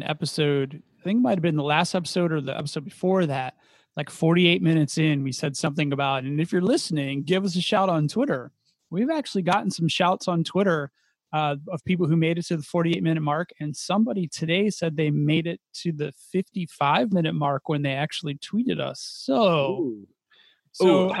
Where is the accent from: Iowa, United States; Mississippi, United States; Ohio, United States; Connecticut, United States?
Ohio, United States; I grew up in Ohio